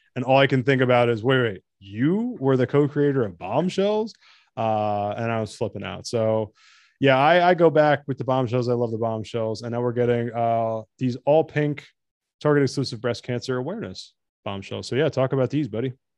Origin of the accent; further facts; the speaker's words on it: New Jersey, United States; I'm from New Jersey